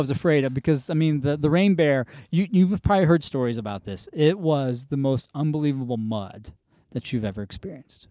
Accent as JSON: {"language": "English", "region": "North Carolina", "country": "United States", "tie": "born or raised there", "moved": "as an adult", "said": "I grew up kind of in North Carolina"}